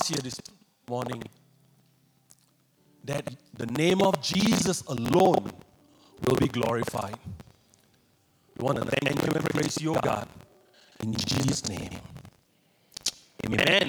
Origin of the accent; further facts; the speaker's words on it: Singapore; moved away as an adult; now in Thailand; I'm originally from Singapore, but I've been serving as a missionary in Thailand for almost 2 decades